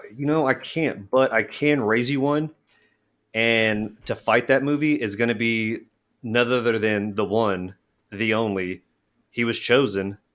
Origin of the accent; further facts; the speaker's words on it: Midwest, United States; as a Midwesterner